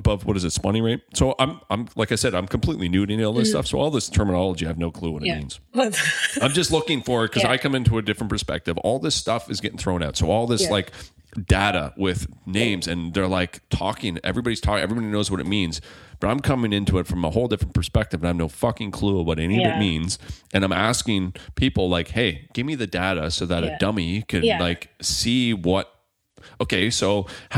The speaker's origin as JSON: {"language": "English", "area": "Margaree", "region": "Nova Scotia", "country": "Canada", "tie": "born or raised there", "said": "growing up on the river, like growing up in Margaret"}